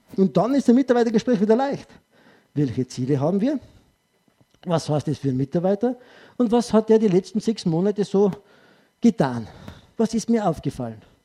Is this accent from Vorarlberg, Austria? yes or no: no; Tyrol, Austria; Als Tiroler